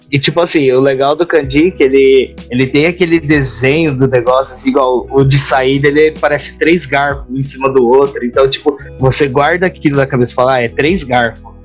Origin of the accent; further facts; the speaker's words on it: Brazil; now in Japan; Vindo diretamente do Japão, mais um brasileiro fazendo review